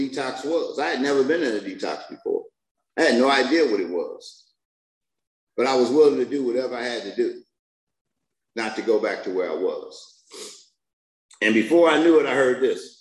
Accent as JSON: {"language": "English", "town": "Detroit", "region": "Michigan", "country": "United States", "said": "I'm from Detroit"}